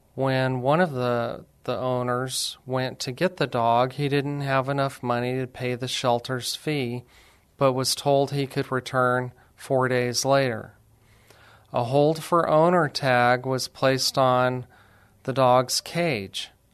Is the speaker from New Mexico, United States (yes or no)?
yes; Alamogordo, New Mexico, United States; also born or lived in Lubbock, Texas / Las Cruces, New Mexico; I'm actually from New Mexico, a little city called Alamogordo